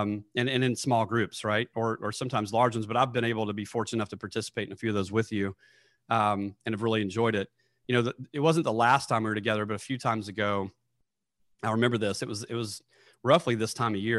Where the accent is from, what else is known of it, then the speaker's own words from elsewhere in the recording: Nashville, Tennessee, United States; moved away; I'm from Nashville, Tennessee